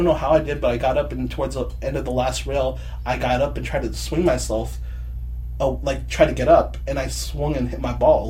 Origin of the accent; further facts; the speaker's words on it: Torrance, California, United States; I grew up, like, in the South Bay area.